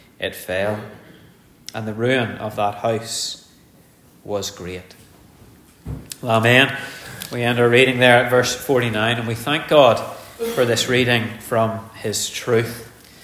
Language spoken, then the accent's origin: English; Ulster, Northern Ireland, United Kingdom; born an Ulsterman